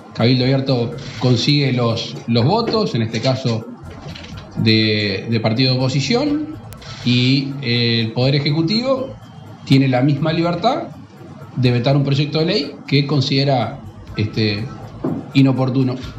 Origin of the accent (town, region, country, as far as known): Uruguay